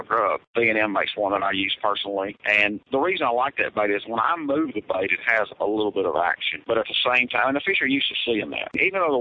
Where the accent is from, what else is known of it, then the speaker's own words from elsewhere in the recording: South Mississippi, United States; I'm from South Mississippi